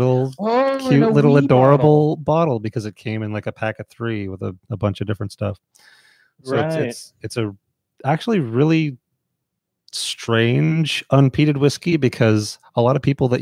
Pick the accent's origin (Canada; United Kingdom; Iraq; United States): Canada; as a Canadian